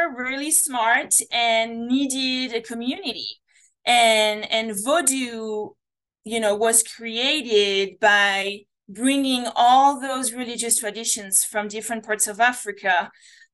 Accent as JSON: {"language": "English", "country": "France", "second_language": "English", "moved": "yes", "said": "my accent. You know, I come from France"}